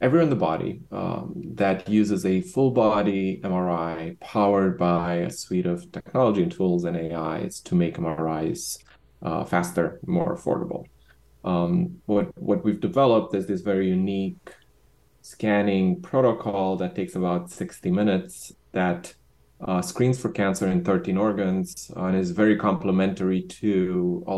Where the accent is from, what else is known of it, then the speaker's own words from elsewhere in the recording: Romania; moved away; also born or lived in Bucharest; I'm originally from Romania.